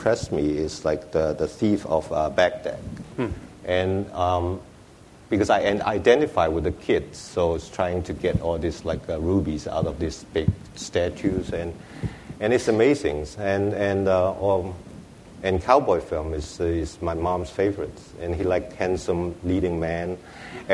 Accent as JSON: {"language": "English", "country": "Hong Kong", "tie": "born or raised there", "also_born_or_lived": "Shanghai", "second_language": "English", "said": "I was born in Shanghai. I moved to Hong Kong when I was 5."}